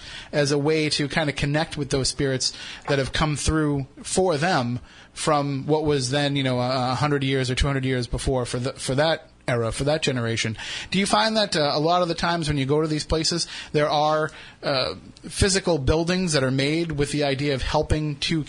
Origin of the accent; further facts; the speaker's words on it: Wareham, Massachusetts, United States; we're from Wareham, three of us anyway